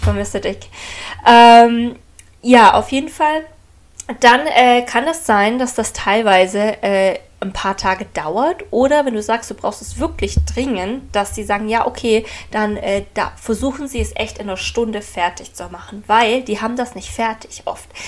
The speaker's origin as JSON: {"language": "German", "country": "Germany", "moved": "as an adult", "lives_now": "United States", "said": "ich bin aus Deutschland"}